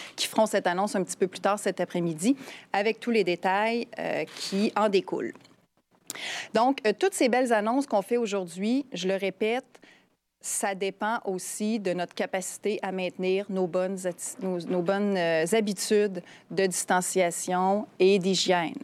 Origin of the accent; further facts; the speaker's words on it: Quebec City, Quebec, Canada; chez nous à Québec